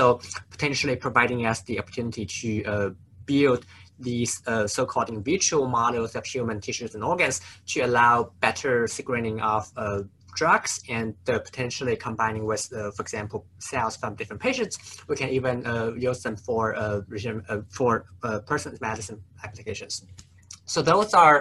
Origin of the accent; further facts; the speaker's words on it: Nanjing, Jiangsu, China; moved away as an adult; also born or lived in St. Louis, United States / Atlanta, United States; so I grew up in China, actually a city called Nanjing